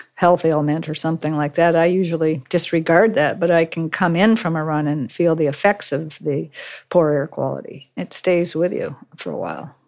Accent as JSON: {"language": "English", "town": "Cape Elizabeth", "region": "Maine", "country": "United States", "tie": "born or raised there", "said": "my hometown of Cape Elizabeth"}